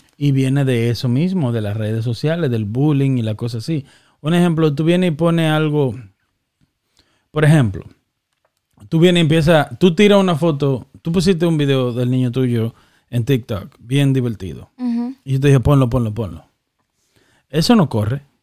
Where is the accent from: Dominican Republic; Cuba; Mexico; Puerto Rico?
Dominican Republic; now in United States; creciendo en República Dominicana